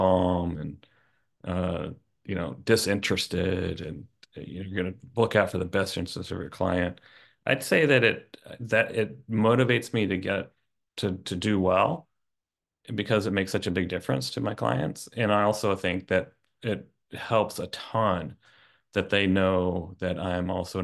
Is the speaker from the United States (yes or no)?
yes; Oklahoma, United States; I grew up in Tornado Alley in Oklahoma.